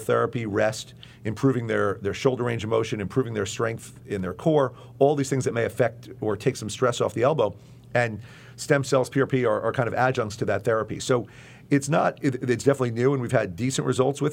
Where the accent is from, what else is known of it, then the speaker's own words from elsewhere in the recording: Long Island, New York, United States; I grew up on Long Island